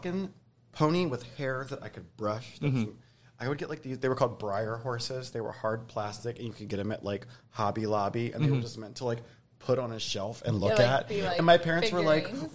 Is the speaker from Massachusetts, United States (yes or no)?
no; Baltimore, Maryland, United States; moved away as an adult; now in Philadelphia, United States; I grew up in Baltimore area